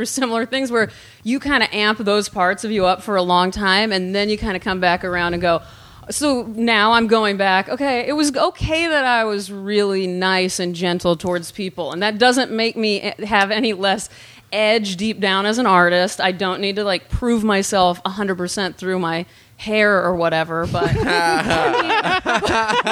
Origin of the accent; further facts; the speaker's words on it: Dallas suburbs, North Texas, United States; moved away as an adult; also born or lived in Nebraska; I grew up in Nebraska at first, and then my parents moved to North Texas, like the Dallas suburbs